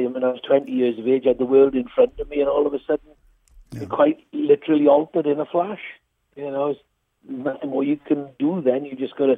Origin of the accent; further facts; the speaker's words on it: Nelson, Wales, United Kingdom; accent: Welsh; I'm from a small village called Nelson in South Wales. It's near Merthyr Tydfil